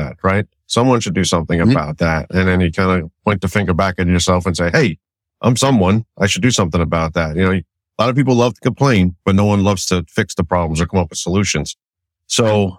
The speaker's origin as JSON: {"language": "English", "town": "Malverne", "region": "New York", "country": "United States", "tie": "born or raised there", "said": "I grew up in Malvern. I moved here when I was about 5 years old, and I've been here ever since"}